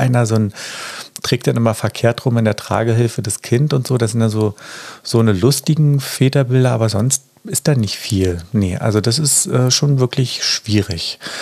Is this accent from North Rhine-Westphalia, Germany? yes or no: no; Berlin, Germany; ich bin ja aus Berlin